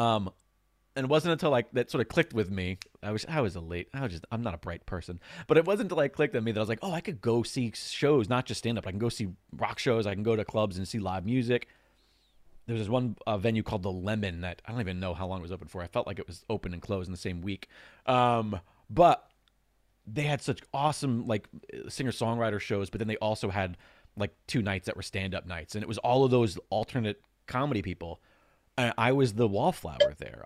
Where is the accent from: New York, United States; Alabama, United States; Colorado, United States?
New York, United States; Long Island; growing up on Long Island